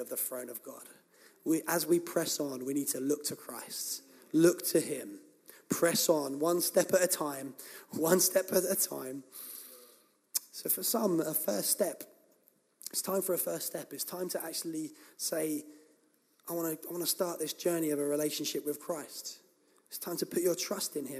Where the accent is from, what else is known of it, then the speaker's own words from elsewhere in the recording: England, United Kingdom; we're English